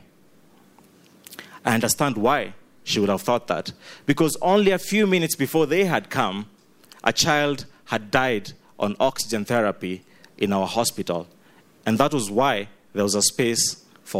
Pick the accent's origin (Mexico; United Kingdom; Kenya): Kenya; now in Uganda; I am Ugandan through and through, I grew up in Kenya